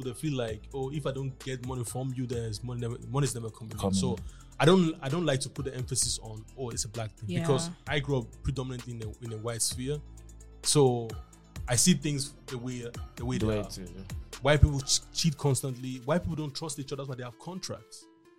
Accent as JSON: {"language": "English", "country": "Kenya", "said": "like, even when it comes to like cultures and nations, like as a Kenyan"}